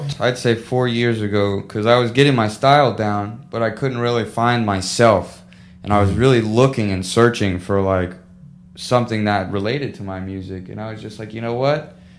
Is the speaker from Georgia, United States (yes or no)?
no; St. Petersburg, Florida, United States; also born or lived in Largo, Florida / Clearwater, Florida / Kansas City; Well, I was born in St. Pete, and I was raised Largo, Clearwater, and St. Pete. I was just always in a bunch of different houses